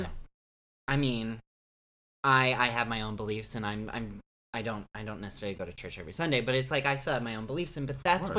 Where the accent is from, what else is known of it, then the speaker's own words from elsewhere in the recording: Oklahoma, United States; Me too. Two Oklahoma boys.